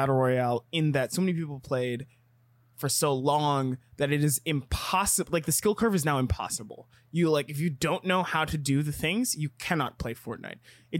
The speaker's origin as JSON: {"language": "English", "region": "Texas", "country": "United States", "tie": "born or raised there", "said": "I grew up in Texas."}